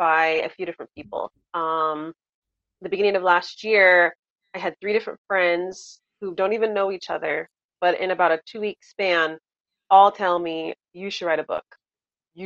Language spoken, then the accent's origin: English; Southern California, United States; I bring you greetings from sunny Southern California, born and raised here